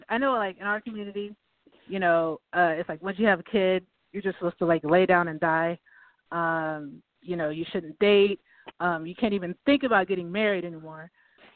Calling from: Austin, Texas, United States; I'm calling from Austin, Texas.

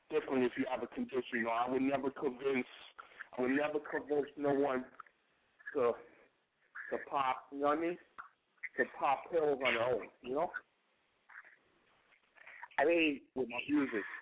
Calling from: Pennsylvania, United States; I'm calling in from Pennsylvania.

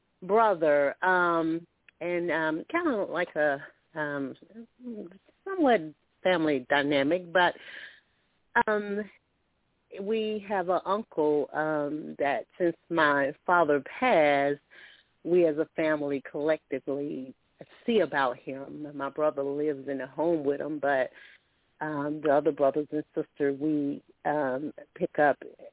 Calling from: Alabama, United States; I'm calling from Alabama.

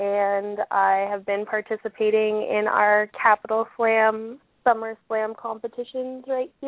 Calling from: Ottawa, Ontario, Canada; Ottawa, Canada.

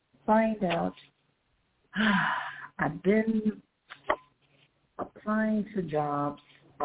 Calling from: Las Cruces, New Mexico, United States; I'm calling from Las Cruces, New Mexico.

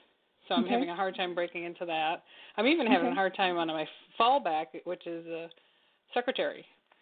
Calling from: Michigan, United States; Yeah, I'm calling from Michigan.

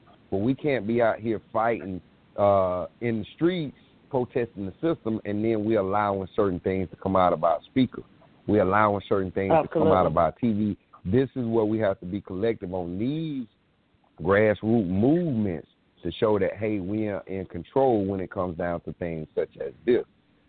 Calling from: South Carolina, United States; I'm calling from South Carolina.

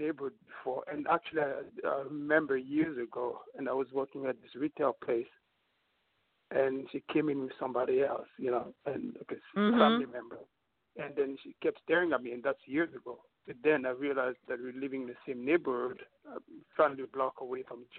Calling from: New York, United States; And I'm calling from New York.

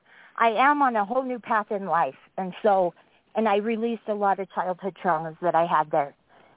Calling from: Wyoming, United States; I'm calling from Wyoming.

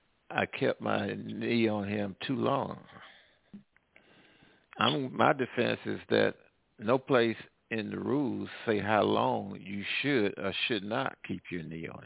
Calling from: Midwest, United States; I'm calling from the Midwest.

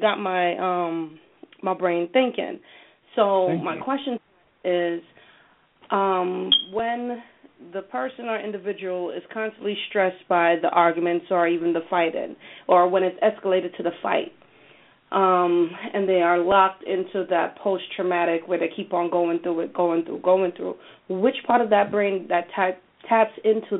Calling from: Connecticut, United States; I'm calling in from Connecticut.

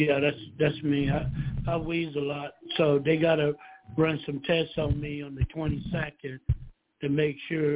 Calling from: Georgia, United States; from Georgia.

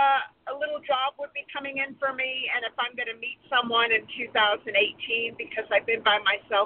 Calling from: Santa Barbara, California, United States; I'm calling from Santa Barbara, California. Santa Barbara, California.

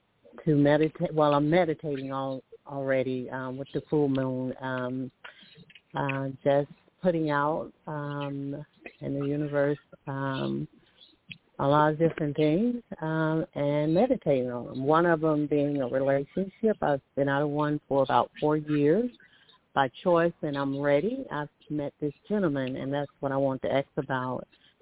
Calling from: Alabama, United States; I'm calling from Alabama.

